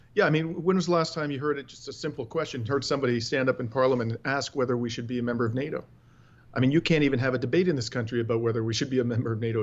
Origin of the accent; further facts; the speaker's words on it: Ontario, Canada; I am uh, born and raised in Ontario.